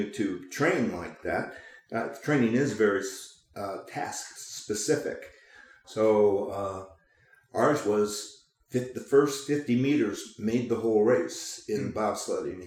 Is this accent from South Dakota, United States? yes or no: no; Chicago, Illinois, United States; also born or lived in Lake Placid, New York; now in Oregon, United States; I grew up in Chicago